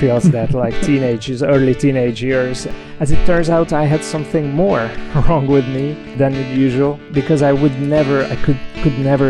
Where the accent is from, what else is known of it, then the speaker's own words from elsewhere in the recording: Hungary; moved away as an adult; also born or lived in Galway, Ireland; now in Dublin, Ireland; I'm originally from Hungary